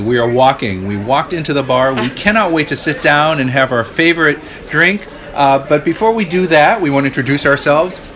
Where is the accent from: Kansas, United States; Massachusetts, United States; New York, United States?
Massachusetts, United States; Boston; moved away; I am originally from the Boston area